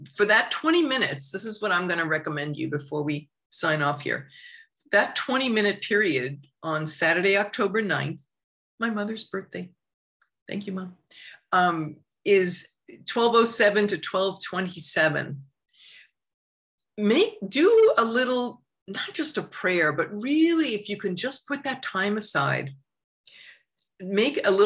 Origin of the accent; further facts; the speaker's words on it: suburbs of Long Island, New York, United States; moved away; I grew up in New York, in the culture of New York and in the suburbs of Long Island.